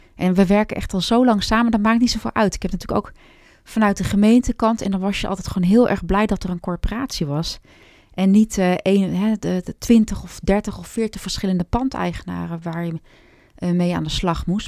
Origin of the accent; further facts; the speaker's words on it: Hoofddorp, North Holland, Netherlands; also born or lived in Amsterdam; ik ben geboren in Amsterdam, maar opgegroeid in Hoofddorp